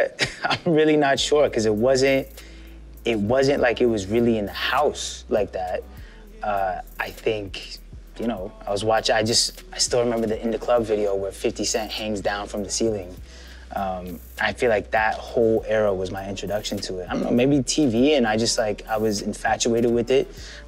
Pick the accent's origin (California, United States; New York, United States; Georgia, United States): Georgia, United States; Atlanta; I would say Atlanta. You know, I moved around a lot as a kid, but I did the important formative years in Atlanta. So from 12 until now.